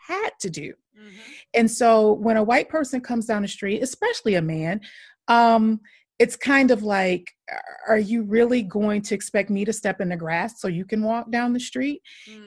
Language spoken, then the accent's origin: English; Michigan, United States; moved away as an adult; also born or lived in Chicago / New York; now in Dallas, United States; I'm from Michigan originally. Then I lived in Chicago for about 9 years. Then I lived in New York for a couple of years. And now I'm in the Dallas area.